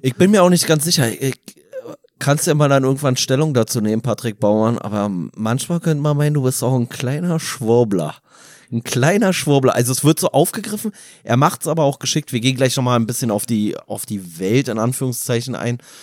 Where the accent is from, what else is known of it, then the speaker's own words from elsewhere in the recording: Berlin, Germany; für uns als Berliner